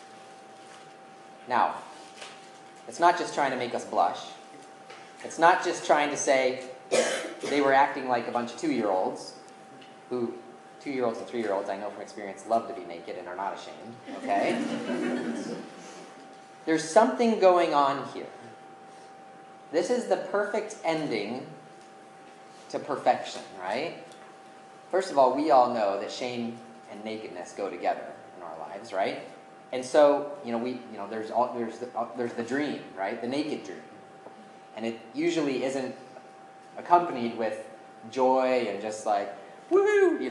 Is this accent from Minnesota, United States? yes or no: no; Colorado, United States; my home state of Colorado